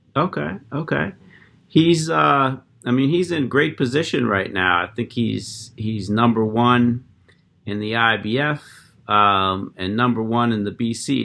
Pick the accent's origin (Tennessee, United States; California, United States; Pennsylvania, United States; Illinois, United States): Pennsylvania, United States; Erie; I grew up in Pennsylvania myself. I, I, I grew up in Erie